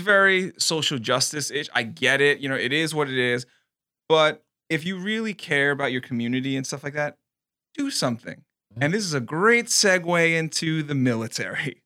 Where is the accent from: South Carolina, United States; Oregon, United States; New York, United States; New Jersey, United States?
New York, United States; New York City; moved away; I'm from New York